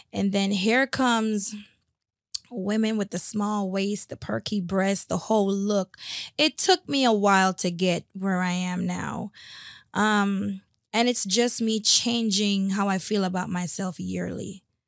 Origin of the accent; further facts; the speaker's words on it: West Palm Beach, Florida, United States; also born or lived in Spanish Town, Jamaica / Port Morant, Jamaica; I then came to West Palm Beach and grew up here for the last thirty-two years.